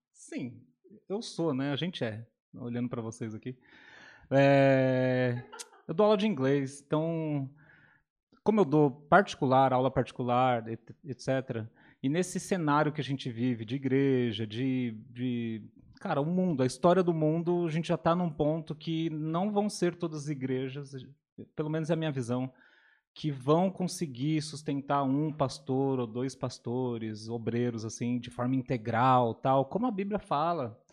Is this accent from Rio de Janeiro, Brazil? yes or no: no; São Paulo, Brazil; now in Atibaia, Brazil; venho de São Paulo, capital